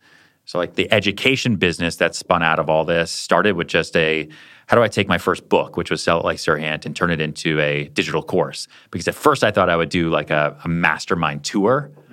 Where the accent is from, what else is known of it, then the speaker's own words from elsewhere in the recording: Colorado, United States; I'll do a house tour of the house that I grew up in Colorado, put my parents on camera